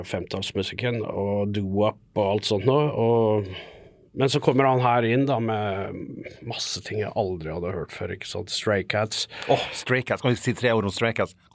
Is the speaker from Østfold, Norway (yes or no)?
yes; Fredrikstad, Østfold, Norway; accent: Fredrikstad dialect; Og altså, Fredrikstad-dialekt er jo egentlig svensk blanda med norsk. Ja. Så vi er vel svensker